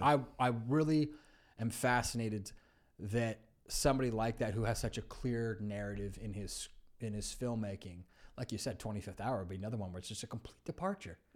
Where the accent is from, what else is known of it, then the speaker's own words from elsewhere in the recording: California, United States; I grew up in California